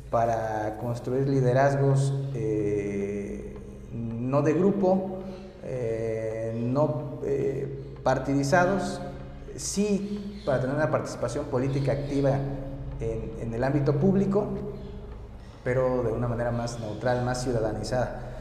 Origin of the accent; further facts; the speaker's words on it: Mexico City, Mexico; Pues yo soy de acá, yo soy de la capital. Sin embargo, mucha gente eh, siente su identidad de donde es su familia. Y entonces, este, pero yo me siento capitalino, soy de acá